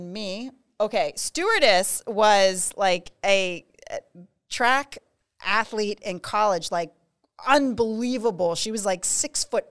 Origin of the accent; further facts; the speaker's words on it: Pennsylvania, United States; I am from Pennsylvania